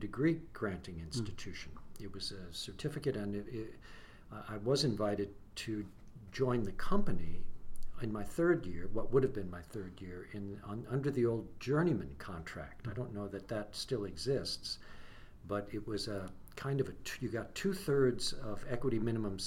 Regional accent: Mineola, New York, United States; also born or lived in Clinton, New York; I grew up on Long Island near New York

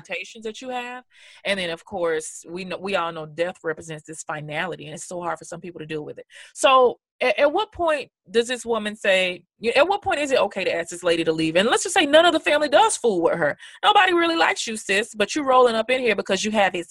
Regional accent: Memphis, Tennessee, United States; I'm from Memphis, Tennessee

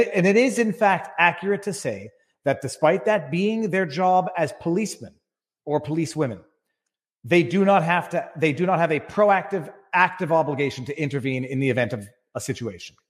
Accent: Quebec, Canada; as a Canadian, Quebec lawyer

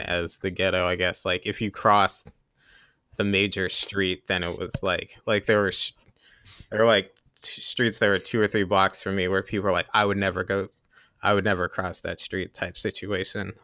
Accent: Columbus, Ohio, United States; also born or lived in Hillsdale, Michigan; I grew up in Columbus, Ohio

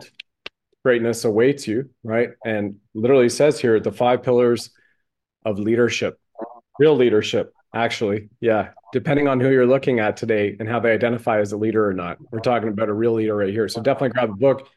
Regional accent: Canada; moved away as an adult; also born or lived in United States; as a Canadian who's also lived 20 roughly years of his adult life in America

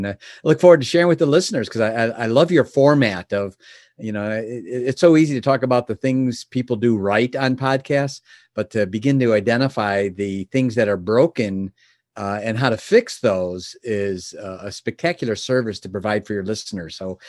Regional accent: Chicago, Illinois, United States; Born and raised in the Chicagoland area. And my father was a milkman.

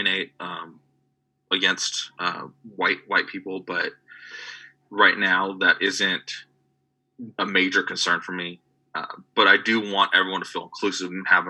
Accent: California, United States; Growing up in California, we live in a very diverse state

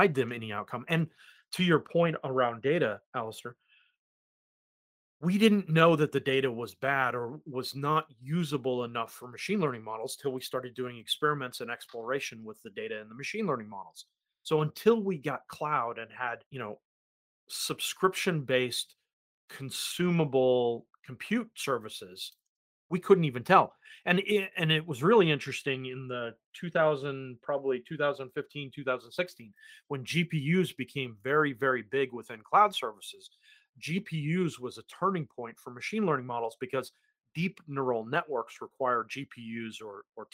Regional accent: United States; accent: American; now in New Zealand; my terrible American accent

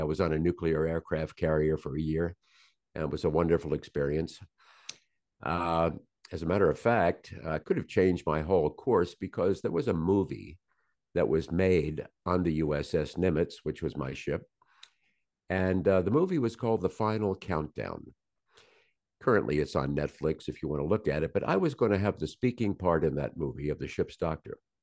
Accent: Norfolk, Virginia, United States; I was born in Norfolk, Virginia.

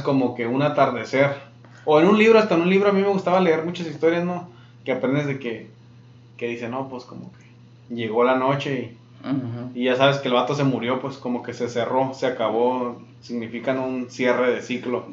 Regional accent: Mexico; now in Yuma, United States; soy de México

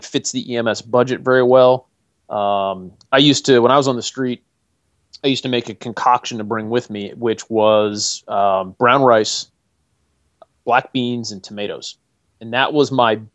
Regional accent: Northeast, United States; now in North Carolina, United States; I grew up in the Northeast

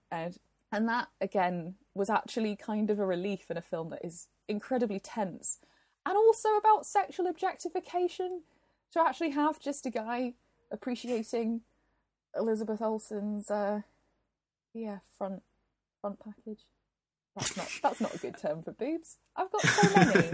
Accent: Glasgow, Scotland, United Kingdom; my hometown of Glasgow

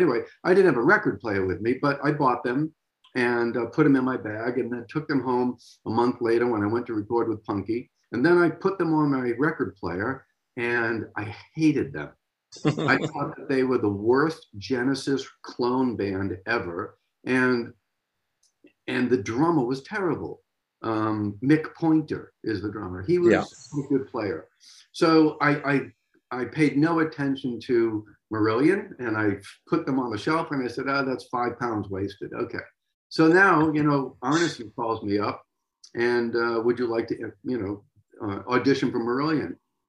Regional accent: United States; I know Simon and this and that. I'm over from America.

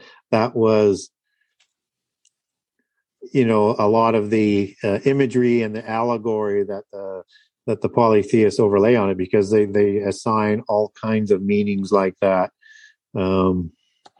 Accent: Canada; I'm from Canada

